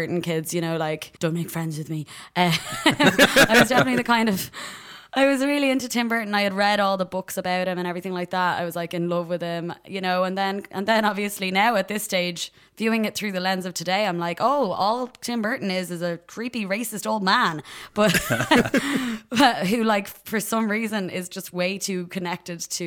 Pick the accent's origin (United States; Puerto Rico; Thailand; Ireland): Ireland; Dublin, Leinster; I'm an Irish woman and human and comedian from Dublin, Ireland.